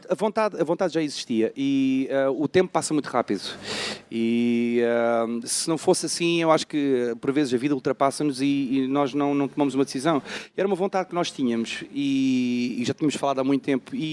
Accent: Algarve, Portugal; also born or lived in Amsterdam, Netherlands; eu apareci no Algarve, eh, pá, não tinha escolha, tinha dois anos.

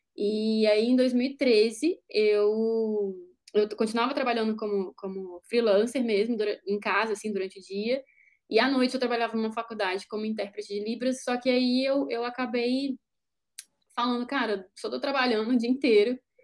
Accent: Juiz de Fora, Minas Gerais, Brazil; moved away; lá na minha cidade, né, Juiz de Fora

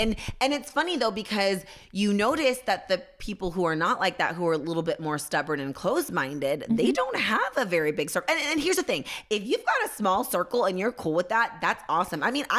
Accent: California, United States; I'm from the Bay.

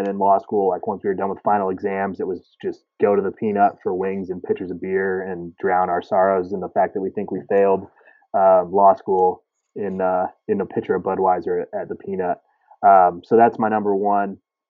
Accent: Kansas City, Missouri, United States; growing up in Brookside and Waldo.

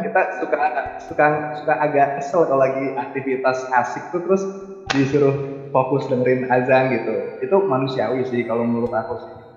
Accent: Betawi, Jakarta, Indonesia; aku kan Betawi nih. Nah di lingkungan juga kan kebanyakan Betawi

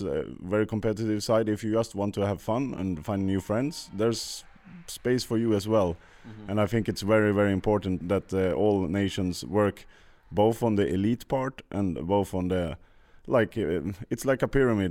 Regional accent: Sweden; I come from Sweden as well

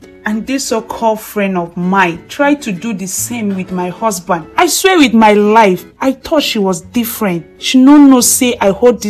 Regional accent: the East, eastern Nigeria, Nigeria; I was born and brought up in the East and I schooled there.

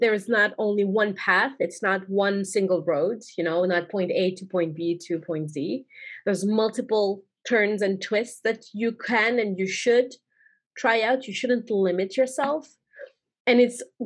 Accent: Algeria; moved away; I grew up in Algeria.

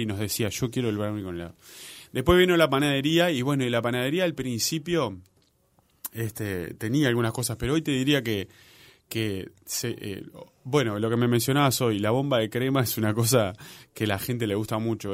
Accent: Maldonado, Uruguay; now in Montevideo, Uruguay; mi hermano y yo somos de Maldonado, este, y como toda persona de, la clase trabajadora de Maldonado

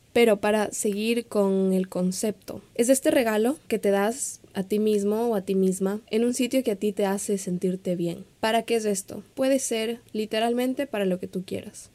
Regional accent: Ecuador; also born or lived in Quito / Miami; Yo soy de Ecuador, yo vivo en Quito, pero en este momento no me encuentro ahí

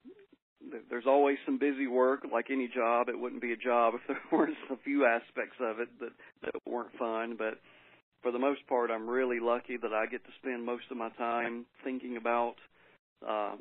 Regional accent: Georgia, United States; moved away as an adult; also born or lived in South Texas; now in Mississippi, United States; I was born and raised in Georgia

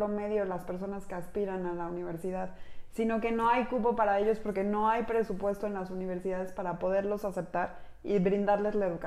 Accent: Mexico; Somos mujeres mexicanas

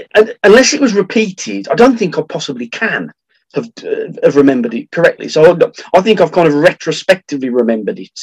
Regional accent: France; from France

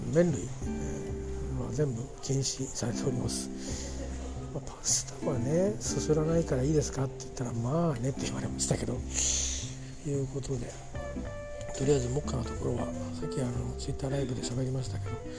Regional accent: Kanto, Japan; 関東で関東で育ったんだな俺は

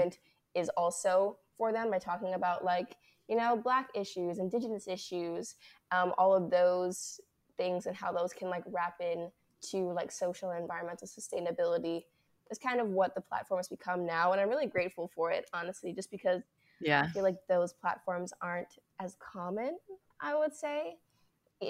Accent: Bahamas; moved away as an adult; growing up in the Bahamas

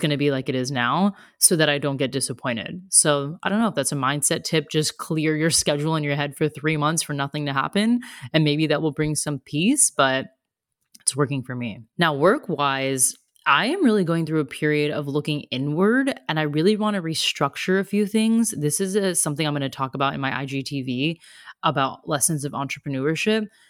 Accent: United States; moved away as an adult; also born or lived in Australia; now in Germany

